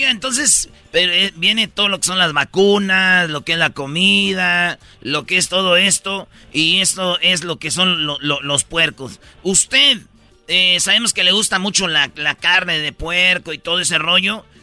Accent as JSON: {"language": "Spanish", "town": "Tepatitlán", "region": "Jalisco", "country": "Mexico", "tie": "born or raised there", "said": "yo sí recuerdo cuando era niña en Tepatitlán que iban a matar un cerdo"}